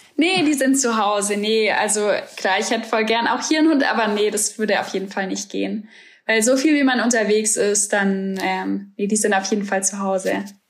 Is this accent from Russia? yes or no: no; Germany; als Deutsche